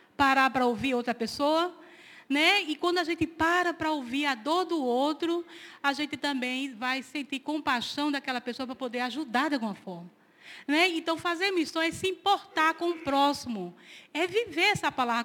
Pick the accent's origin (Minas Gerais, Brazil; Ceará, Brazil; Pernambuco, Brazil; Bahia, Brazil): Pernambuco, Brazil; moved away; Eu estou representando Pernambuco, eu sou pernambucana.